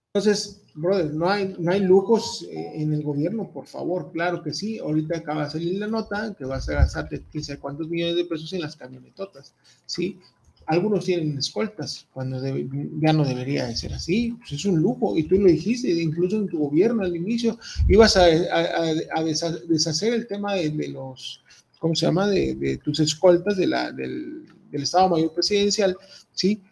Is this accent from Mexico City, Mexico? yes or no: no; Veracruz, Mexico; now in Guadalajara, Mexico; todas las personas que somos de Veracruz, de Veracruz Puerto